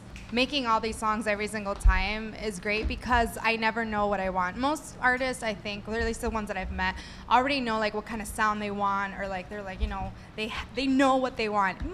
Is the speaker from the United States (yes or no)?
yes; Chicago, Illinois, United States; I am from Albany Park